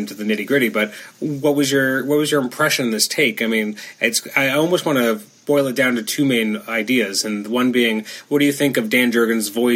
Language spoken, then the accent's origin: English; Canada; as a Canadian